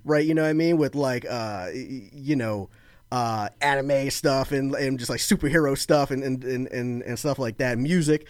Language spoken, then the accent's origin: English; Florida, United States; moved away as an adult; also born or lived in Baltimore, Maryland; now in outside Philadelphia, United States; I lived in Florida, like, almost all my life